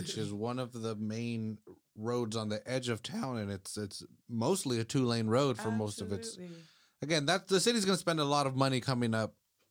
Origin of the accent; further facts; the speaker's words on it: California, United States; Really? I grew up, right there on Los Coches and Natividad, right where Emerald